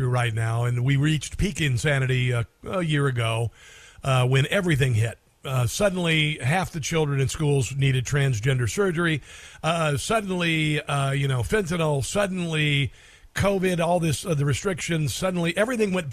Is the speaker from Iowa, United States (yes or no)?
yes; Iowa, United States; I'm from Iowa